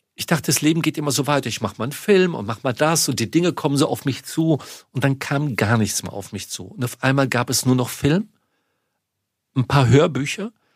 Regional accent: Munich, Bavaria, Germany; moved away; in München, meine Heimatstadt

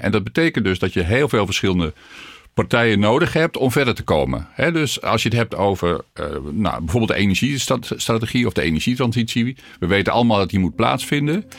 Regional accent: North Groningen, Netherlands; moved away as an adult; also born or lived in Tilburg / Riethoven; Ik kom uit Noord-Groningen

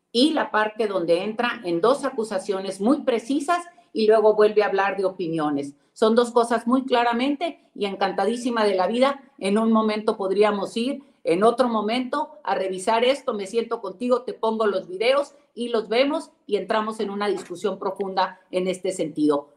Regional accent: Nuevo León, Mexico; vivo en Nuevo León, soy de Nuevo León o estoy aquí, aquí es donde resido

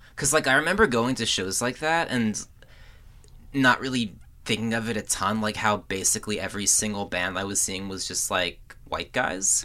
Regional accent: Woodbridge, New Jersey, United States; I grew up in Woodbridge.

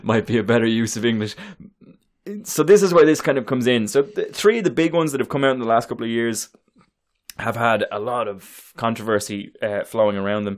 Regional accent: United States; we as American comic book consumers

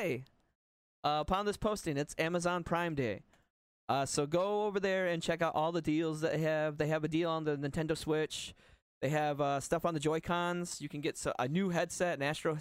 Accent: United States; I'm American

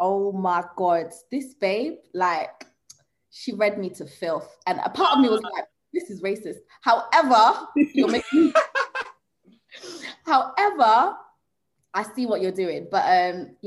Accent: Zanzibar, Tanzania; I'm from Zanzibar, and like I think there's probably like one psychotherapist on that whole island

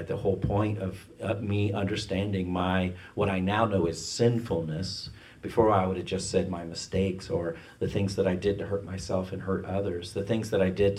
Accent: Ireland; I'm Irish

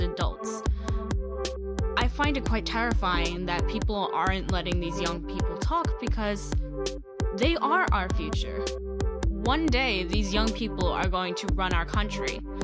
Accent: New York City, New York, United States; I hail from Brooklyn, New York

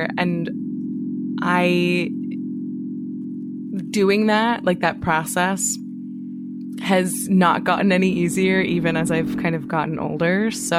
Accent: New Jersey, United States; now in Brooklyn, United States; I'm from New Jersey, and I live in Brooklyn, New York.

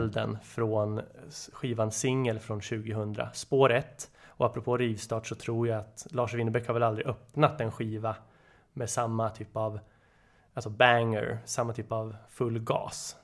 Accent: Nyköping, Södermanland, Sweden; now in Stockholm, Sweden; Född och uppvuxen i Nyköping, bor numera i Stockholm, 34 år.

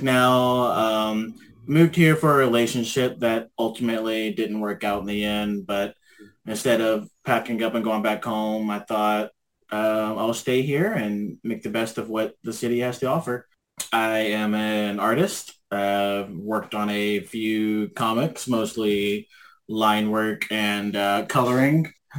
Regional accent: Memphis, Tennessee, United States; moved away as an adult; now in Vancouver, Canada; I was born and raised in Memphis, Tennessee, but I've been living in Vancouver for about 7.5 years now.

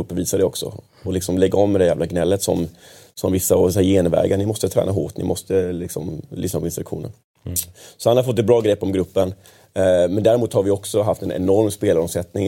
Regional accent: Kalmar, Kalmar County, Sweden; now in Stockholm, Sweden; Jag kommer från en division två-förening hemma i Kalmar

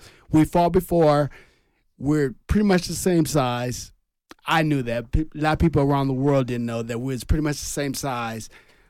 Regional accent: Pomona, California, United States; I'm from Pomona.

